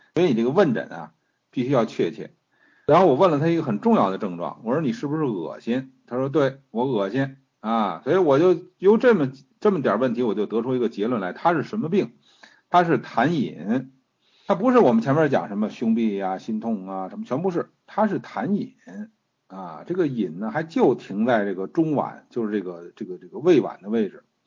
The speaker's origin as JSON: {"language": "Chinese", "country": "China", "said": "我们中国人"}